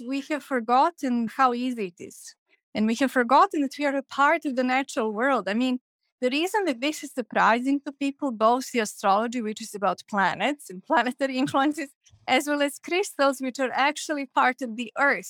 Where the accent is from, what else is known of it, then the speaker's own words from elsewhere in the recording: Belgrade, Serbia; moved away; when I was growing up in Belgrade